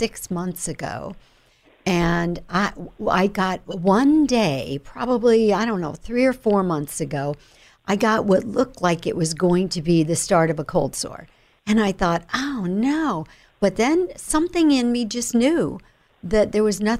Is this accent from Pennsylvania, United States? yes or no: no; New York, United States; that's where I was born